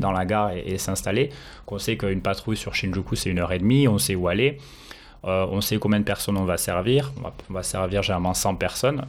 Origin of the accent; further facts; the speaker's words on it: France; now in Tokyo, Japan; je suis français